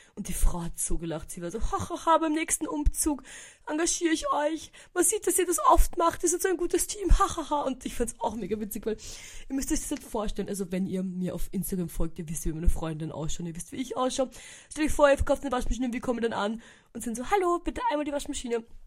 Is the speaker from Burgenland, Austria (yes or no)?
yes; Eisenstadt, Burgenland, Austria; now in Vienna, Austria; in Eisenstadt, meiner Heimatstadt